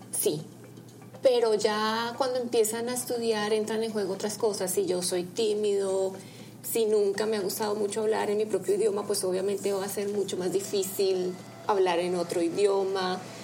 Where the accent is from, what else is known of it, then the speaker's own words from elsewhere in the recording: Bogotá, Colombia; yo soy colombiana eh, de la ciudad de Bogotá